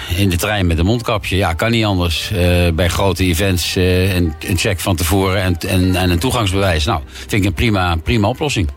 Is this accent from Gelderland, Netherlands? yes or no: no; The Hague, South Holland, Netherlands